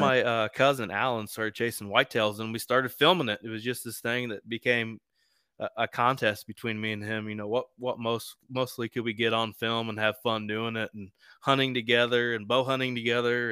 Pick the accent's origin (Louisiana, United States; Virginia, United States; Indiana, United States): Indiana, United States; East Central; I'm from East Central Indiana